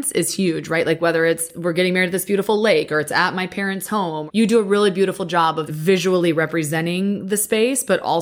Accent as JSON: {"language": "English", "region": "Midwest", "country": "United States", "said": "I also am from the Midwest"}